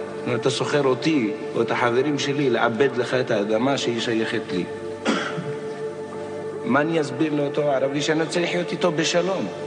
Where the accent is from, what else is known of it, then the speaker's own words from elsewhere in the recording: a moshav near Ma'alot, Northern District, Israel; אני בא ממושב פה, מושב על יד מעלות.